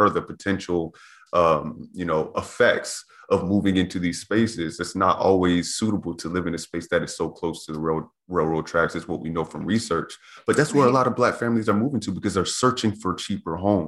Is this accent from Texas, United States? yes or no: yes; Converse, Texas, United States; when I grew up in Converse, it was maybe about 15% Black